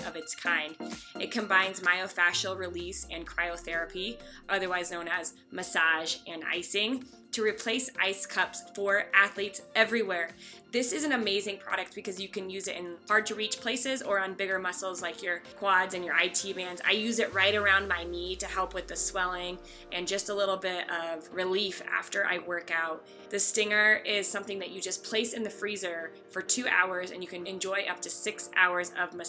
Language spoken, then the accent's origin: English; Lakewood, Colorado, United States; we grew up together in Lakewood, Colorado, went to the same high school